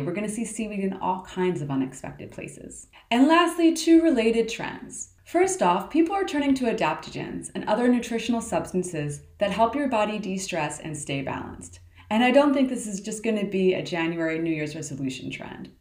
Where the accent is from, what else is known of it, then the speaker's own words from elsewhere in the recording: Baltimore, Maryland, United States; my hometown, Baltimore